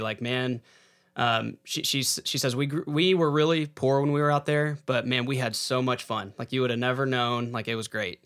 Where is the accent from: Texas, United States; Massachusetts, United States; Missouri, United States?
Texas, United States; San Angelo; I grew up in San Angelo, Texas